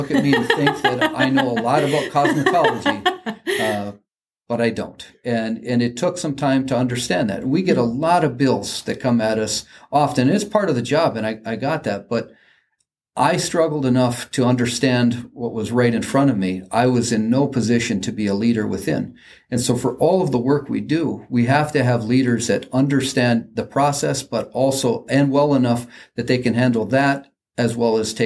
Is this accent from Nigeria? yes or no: no; Mandan, North Dakota, United States; my hometown right across the river from where we're